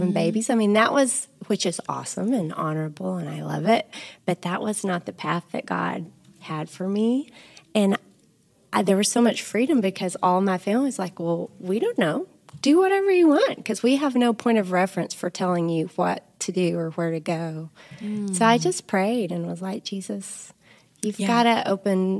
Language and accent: English; Sunnyside, Texas, United States; also born or lived in Colorado; now in Lubbock, United States; I grew up in Sunnyside, Texas, which is just up the road, but between Amarillo and Lubbock